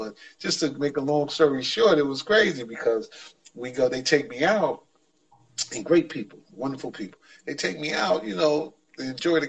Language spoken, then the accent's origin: English; New York, United States; I'm from New York